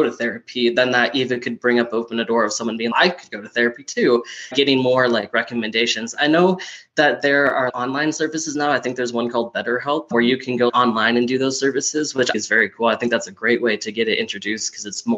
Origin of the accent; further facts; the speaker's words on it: Minnesota, United States; moved away as an adult; now in Colorado, United States; I'm originally from Minnesota, but I moved here 4 years ago to get a better degree in a college I really liked